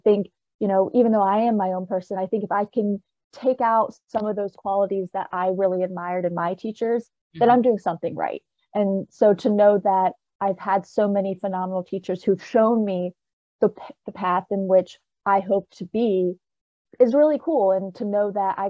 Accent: Richmond, Virginia, United States; moved away as an adult; now in Harrisonburg, United States; I'm originally from Richmond, Virginia, born and raised

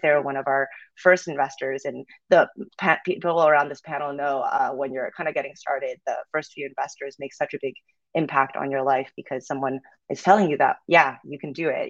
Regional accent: Canada; moved away as an adult; now in Los Angeles, United States; I'm actually from Canada, so I just moved to LA last July

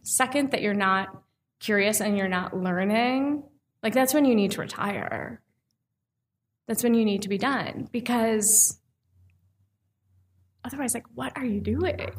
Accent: Minnesota, United States; now in Milwaukee, United States; I'm from Minnesota

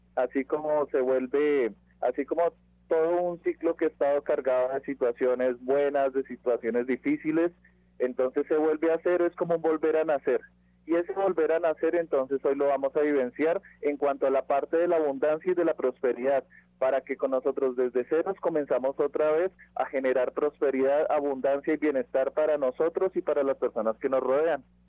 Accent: Colombia; now in Mexico; yo vengo de Colombia

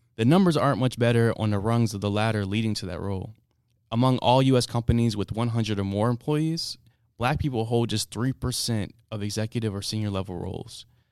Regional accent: United States

